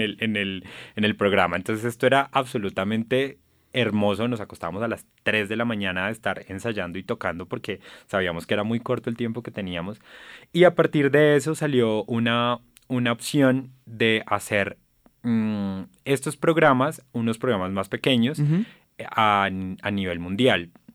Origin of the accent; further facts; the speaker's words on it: Bogotá, Colombia; yo nací en Bogotá y he vivido gran parte de mi vida en Bogotá, casi toda mi vida en Bogotá